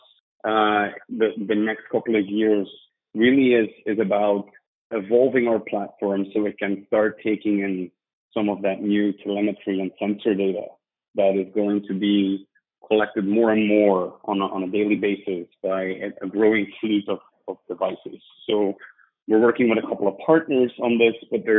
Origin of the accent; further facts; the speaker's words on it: Belgium; moved away as an adult; also born or lived in London; I'm from Belgium originally. Was born and raised there